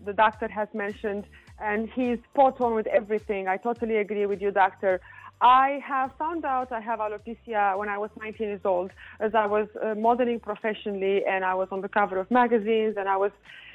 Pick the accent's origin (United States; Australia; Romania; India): Romania; moved away; I'm from Romania